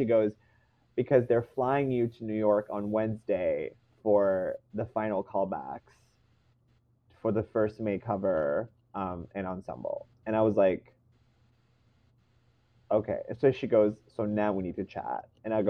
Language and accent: English; Canada; I am one person from Canada.